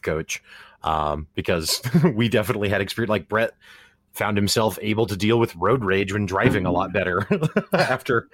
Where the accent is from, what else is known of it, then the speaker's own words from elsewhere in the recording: Missouri, United States; we're both from the Midwest, from Missouri